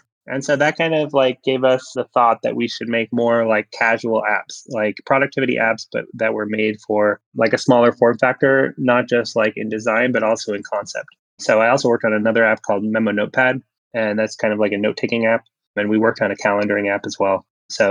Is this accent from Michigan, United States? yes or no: no; San Francisco, California, United States; also born or lived in Seattle / Chicago / Beijing / New York; Yeah, yeah. I'm from San Francisco originally. I've lived in Seattle and Chicago and Beijing for a while, and New York.